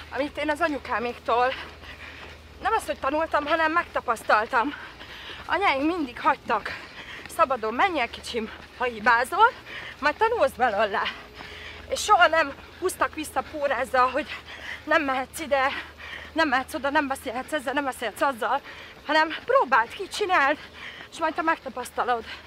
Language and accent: Hungarian; Derecske, Hajdú-Bihar, Hungary; also born or lived in Debrecen; now in Budakalász, Hungary; Derecskén kislányként